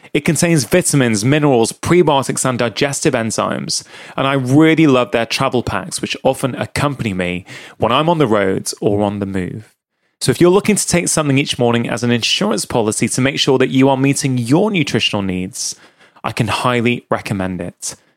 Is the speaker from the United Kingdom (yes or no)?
yes; United Kingdom; as a kid growing up in the U K